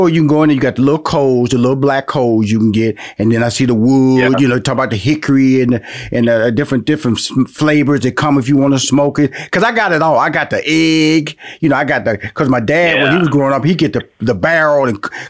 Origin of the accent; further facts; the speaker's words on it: Houston, Texas, United States; I was born and raised in Houston, Texas, where, you know, I grew up in a black neighborhood.